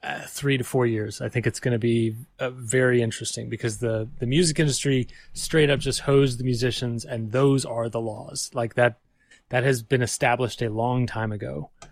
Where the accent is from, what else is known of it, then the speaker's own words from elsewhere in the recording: Waterloo, Walloon Region, Belgium; also born or lived in Texas, United States; So I was born in Texas, but I spent like my youth, my formative years growing up in Belgium in Europe.